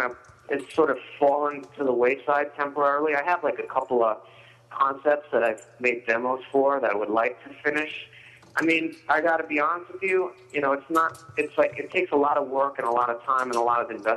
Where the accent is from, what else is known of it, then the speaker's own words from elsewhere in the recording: New York, United States; I'm from New York